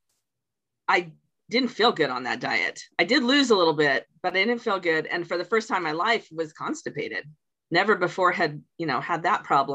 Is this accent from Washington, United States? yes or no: yes; Washington, United States; I was born in Washington State